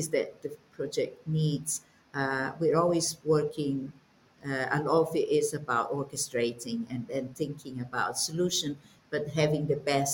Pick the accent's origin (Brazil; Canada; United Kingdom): Brazil; moved away; I'm Brazilian, but my dad was, or is Czech